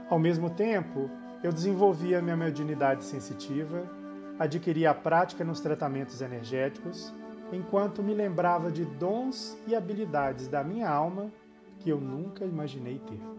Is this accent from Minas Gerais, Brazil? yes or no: yes; Belo Horizonte, Minas Gerais, Brazil; born there; Sou nascido em Belo Horizonte, a capital de Minas Gerais, no Brasil